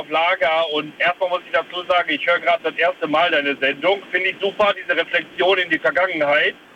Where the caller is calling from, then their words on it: Holzkirch, Germany; … ist hier. Ich komme aus Holzkirch.